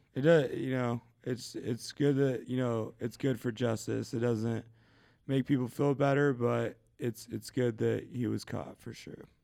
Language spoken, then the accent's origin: English; Shelton, Washington, United States; moved away; I'm a kid from Shelton, um, Shelton, Washington